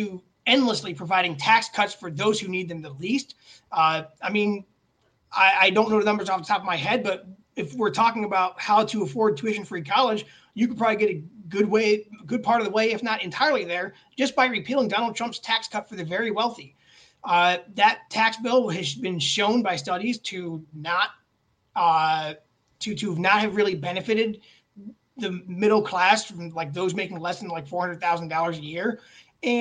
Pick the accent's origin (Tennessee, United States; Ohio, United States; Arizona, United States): Ohio, United States; Elyria; now in Westlake, United States; I grew up in Elyria.